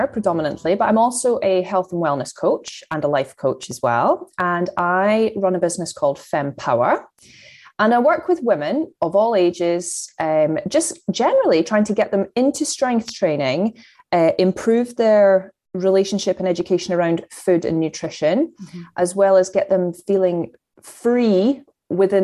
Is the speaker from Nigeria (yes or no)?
no; Fife, Scotland, United Kingdom; moved away as an adult; now in Chester, United Kingdom; I'm from Fife in Scotland